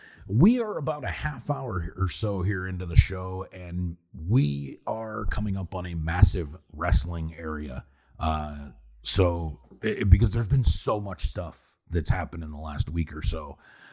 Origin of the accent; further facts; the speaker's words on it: United States; I'm not built like a European man. I'm American.